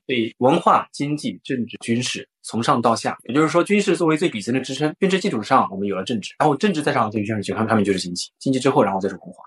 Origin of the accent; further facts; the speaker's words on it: China; 我们中国人